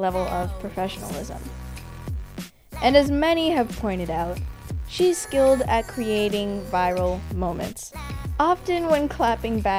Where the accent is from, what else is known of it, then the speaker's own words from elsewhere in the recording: Canada; I'm Canadian